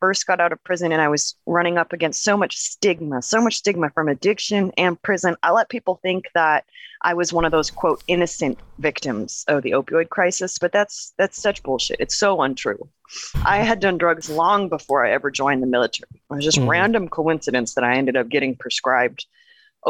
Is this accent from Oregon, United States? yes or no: yes; Portland, Oregon, United States; born and raised in Portland, Oregon